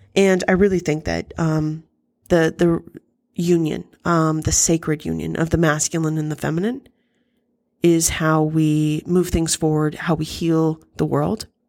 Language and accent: English; United States; as an American